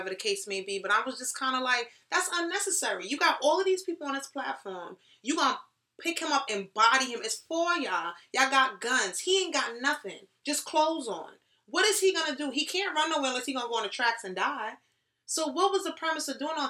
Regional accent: New York City, New York, United States; I'm from the Bronx. And shout out to my people from the Bronx

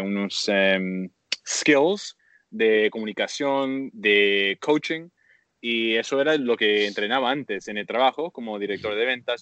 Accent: Canada; now in Bali, Indonesia; soy un activista canadiense de, basado en Toronto

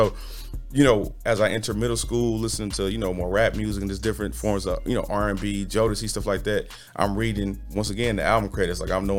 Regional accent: Los Angeles, California, United States; also born or lived in St. Louis / Houston; I was raised in Los Angeles, California, St. Louis, Missouri, and Houston.

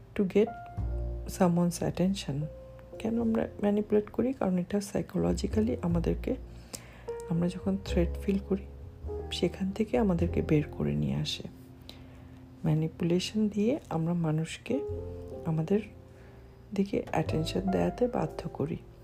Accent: Bangladesh; আমি একজন বাংলাদেশি

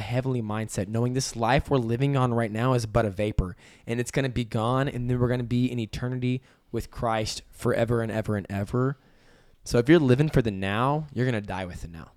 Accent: Amarillo, Texas, United States; I grew up in Amarillo, Texas, and I love it there.

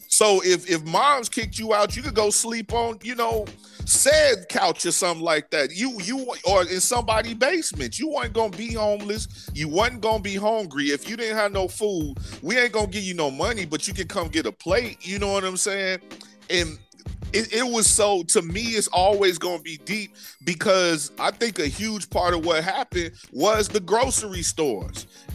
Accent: Chicago, Illinois, United States; A lot of people from Chicago, like we were saying, came from Mississippi, Alabama, and Tennessee. So we had a lot of the same ways up until like the late 90s when you got it was pretty much all us where I was from and Puerto Ricans

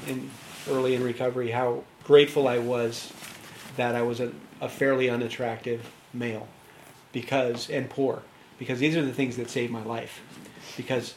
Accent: United States; I'm American

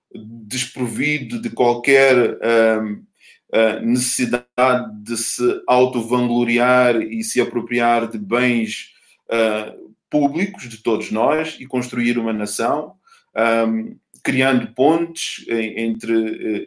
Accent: Mozambique; enquanto moçambicano

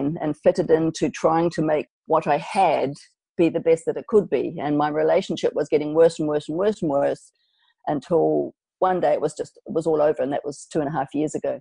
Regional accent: New Zealand; now in Australia; I'm from New Zealand

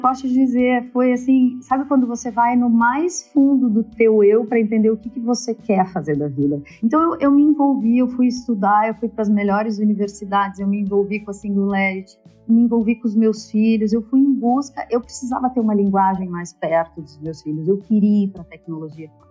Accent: Curitiba, Paraná, Brazil; moved away as an adult; also born or lived in United States; now in São Paulo, Brazil; Eu sou curitibana, eu estou em São Paulo há 20 anos

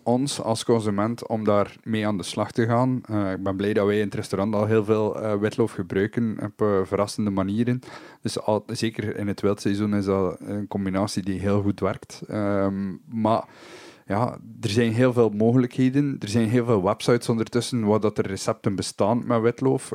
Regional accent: Belgium; also born or lived in Germany

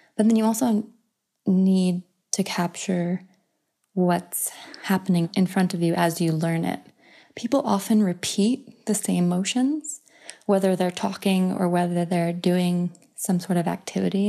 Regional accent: United States; I'm an American woman

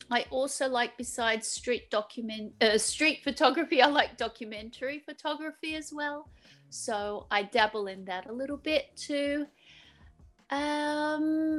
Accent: Australia; moved away as an adult; now in Zagreb, Croatia; I am from Australia originally, so I was born and raised in Australia, and I came to live in Zagreb in 1992

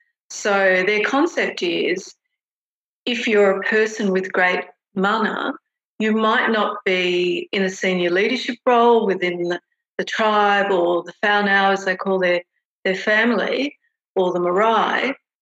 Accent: Australia; particularly as an Australian managing a lot of New Zealanders, the immediate acceptance of me, accepting me as, you know, one of their own

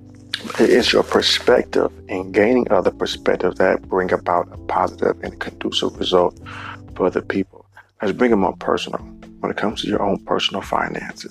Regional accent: Cleveland, Ohio, United States; in my hometown, Cleveland

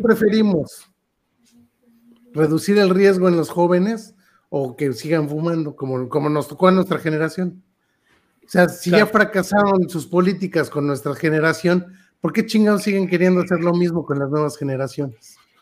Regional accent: Mexico; Nosotros que crecimos aquí con la tortilla de maíz

